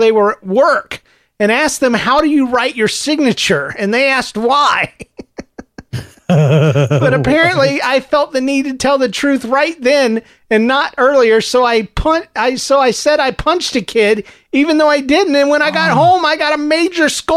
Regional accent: the South, United States; Growing up in the South

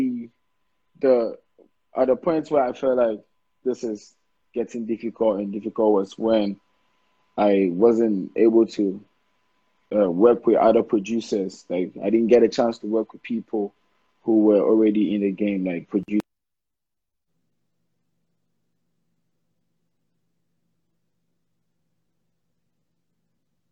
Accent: Ghana

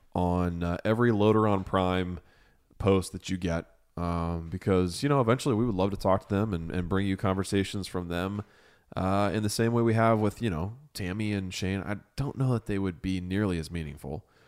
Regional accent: Ohio, United States; I came home and I fell in love with my home. I fell in love with Ohio

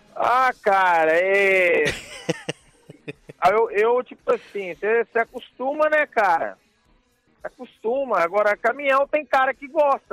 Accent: Timóteo, Minas Gerais, Brazil; moved away as an adult; now in United States; Sou mineiro

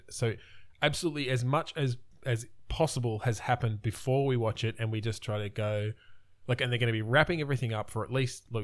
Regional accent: Australia; we're Australian.

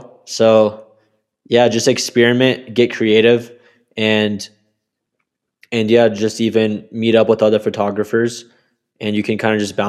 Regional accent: Colorado Springs, Colorado, United States; also born or lived in Texas / Kentucky / Maryland; So I am from Colorado Springs, Colorado. I grew up kind of all over the US with my parents being in the military, especially my mom. I ended up living in places like Texas for most of my childhood, as well as Kentucky, Maryland.

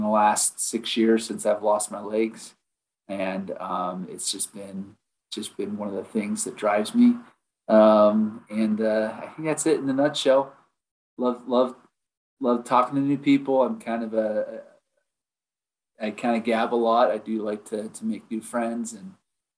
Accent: Utah, United States; also born or lived in Idaho / Montana / Vernal, Utah; I'm from Utah. I live in Vernal. It's on the northeast side of the state.

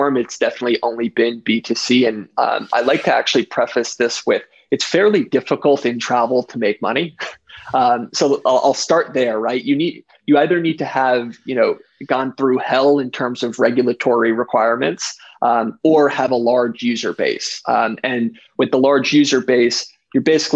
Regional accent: United States; I grew up in, you know, New Jersey, New York area

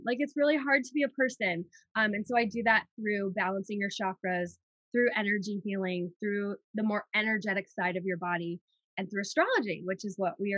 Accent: New York City, New York, United States; moved away as an adult; now in Haleiwa, United States; I'm like a New Yorker. I spent most of my life in New York City

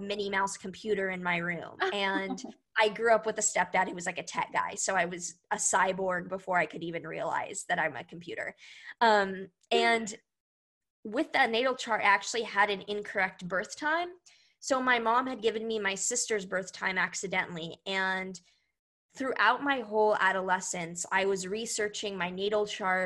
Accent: Houston, Texas, United States; I was born in Houston, Texas

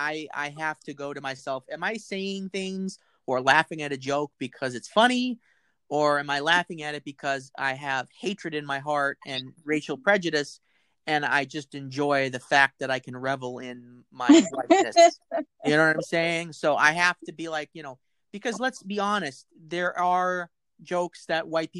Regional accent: United States; as an American, my history is a history of racism and slavery in this country

